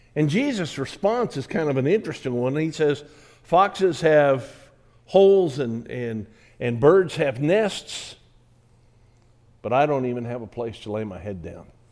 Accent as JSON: {"language": "English", "country": "United States", "said": "I'm American"}